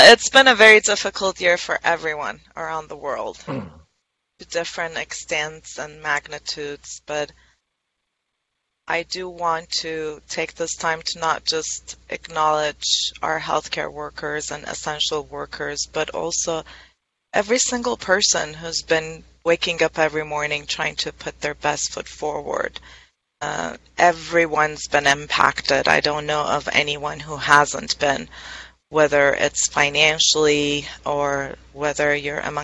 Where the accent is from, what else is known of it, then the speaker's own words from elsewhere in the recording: Iran; now in Southern California, United States; I'm originally from Iran